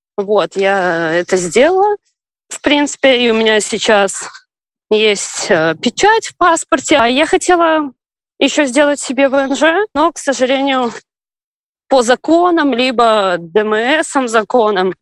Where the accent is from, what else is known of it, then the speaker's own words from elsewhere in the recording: Belarus; moved away as an adult; now in Ukraine; родом я из Беларуси